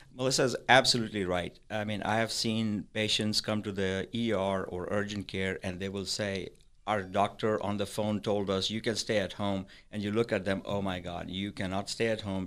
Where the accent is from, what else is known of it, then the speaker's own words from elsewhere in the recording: Pakistan; moved away as an adult; also born or lived in Madison; now in Parker County, Texas, United States; I was raised in Pakistan. I came here in ninety-six